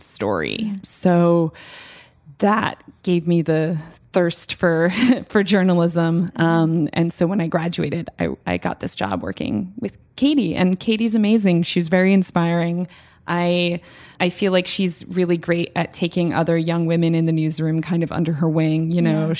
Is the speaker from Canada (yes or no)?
no; United States; now in New York City, United States; I grew up an hour outside of New York